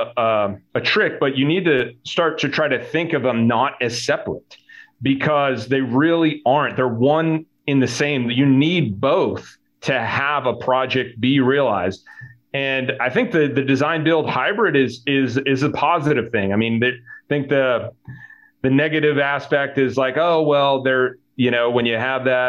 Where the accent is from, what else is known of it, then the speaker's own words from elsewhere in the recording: Connecticut, United States; I grew up in Connecticut, in a small town called Roway in Connecticut.